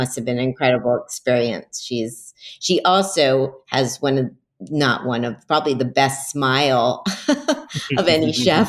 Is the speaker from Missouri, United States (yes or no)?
no; Miami, Florida, United States; I grew up in Miami